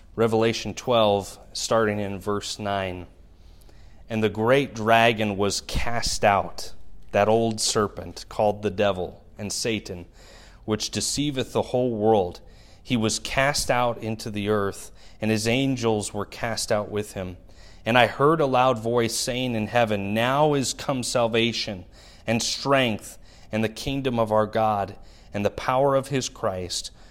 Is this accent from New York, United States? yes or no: no; Milwaukee, Wisconsin, United States; now in Shawano, United States; my hometown of Milwaukee